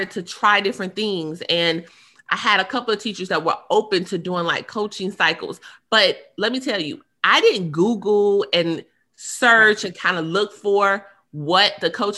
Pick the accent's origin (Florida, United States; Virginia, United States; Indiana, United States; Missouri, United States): Indiana, United States; I'm from Indiana